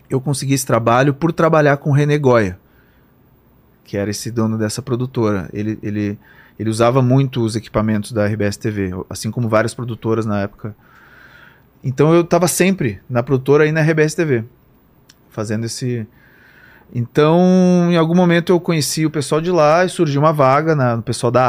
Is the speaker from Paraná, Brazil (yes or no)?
no; Porto Alegre, Rio Grande do Sul, Brazil; now in São Paulo, Brazil; que foi o período que eu saí de Porto Alegre, vim para São Paulo trabalhar num, num, estúdio de animação.